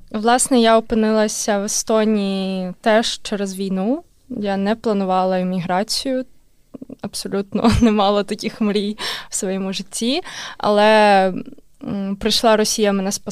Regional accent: Kharkiv, Kharkiv Oblast, Ukraine; moved away as an adult; now in Estonia; Я з Харкова.

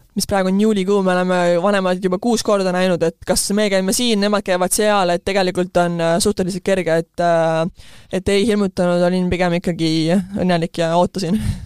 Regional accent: Estonia; moved away as an adult; now in United States; ma olen Eestist, et see ongi meie ühiskond ja ma tegelikult kasvasin siin üheksateist aastat üles

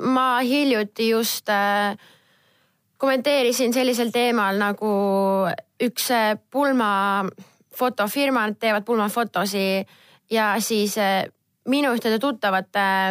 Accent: Estonia; ma olen Eestist

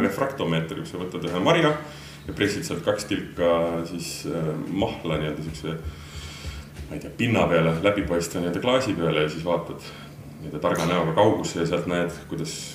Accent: Southern Estonia, Estonia; ma ise olen Lõuna-Eestist pärit

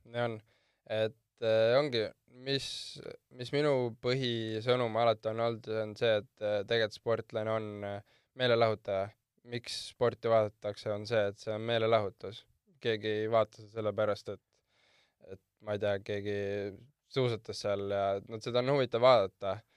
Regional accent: Porkuni, Lääne-Viru County, Estonia; kui küsitakse, kust ma pärit olen, siis ma alati ütlen Porkuni

